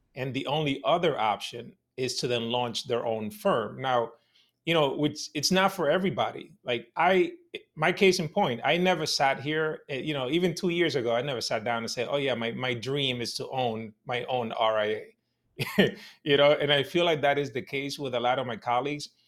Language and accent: English; New York City, New York, United States; my neighborhood when I was growing up in Washington Heights in New York City